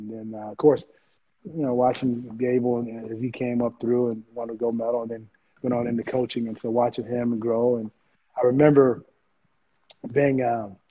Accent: Oklahoma, United States; also born or lived in Texas; growing up in Oklahoma, and I would always go down to Stillwater and watch Oklahoma

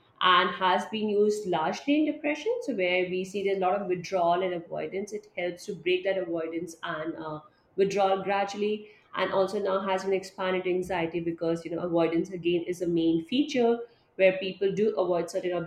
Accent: India; I am from India

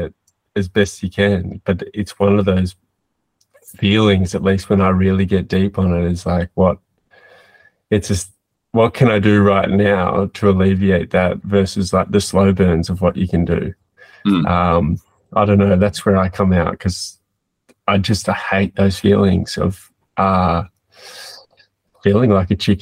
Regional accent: Australia; as an Australian

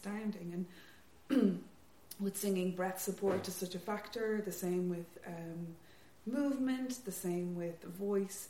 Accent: Leixlip, County Kildare, Ireland; I'm from Leixlip, County Kildare, which isn't proper Kildare.

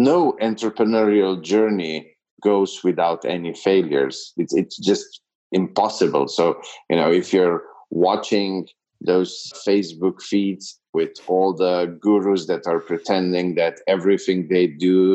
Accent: Slovenia; moved away as an adult; now in Serbia; I'm from Slovenia, which is a very small Eastern European country

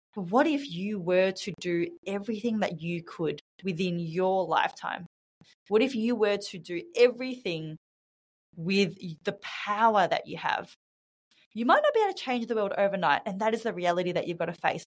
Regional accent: Australia; moved away as an adult; now in Bali, Indonesia; I'm from Australia, uh, born and raised in Australia, but I'm currently living in Bali.

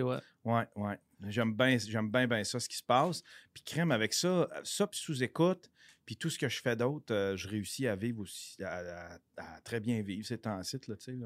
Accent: Abitibi, Quebec, Canada; moved away as an adult; now in Montreal, Canada; je viens de l'Abitibi. J'ai été caméraman sur pour les nouvelles en Abitibi. Mais il n'y avait pas assez de job en Abitibi, fait que je suis venu ici à Montréal

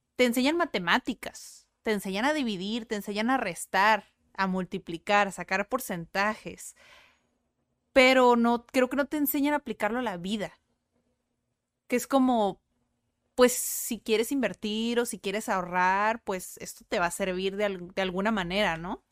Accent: Mexico; first language Spanish; cómo somos los mexicanos

